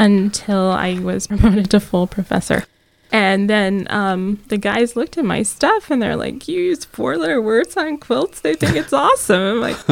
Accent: the South, United States; I remember I'm from the South.

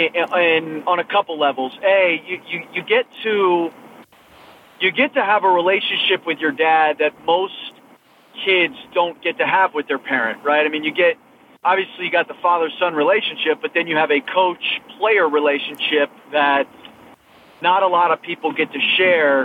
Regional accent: Massachusetts, United States; I grew up in Massachusetts

